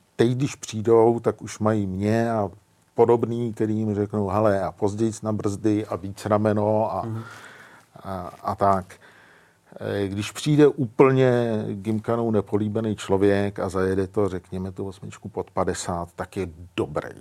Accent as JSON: {"language": "Czech", "country": "Czechia", "said": "my jako Češi"}